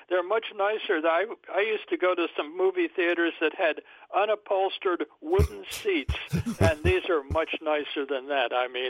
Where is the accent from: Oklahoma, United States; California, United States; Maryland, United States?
Maryland, United States; Baltimore; I grew up in Baltimore